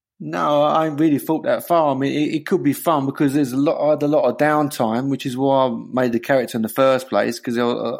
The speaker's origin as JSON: {"language": "English", "region": "London", "country": "United Kingdom", "moved": "yes", "lives_now": "Hertfordshire, United Kingdom", "said": "I'm from Bethnal Green"}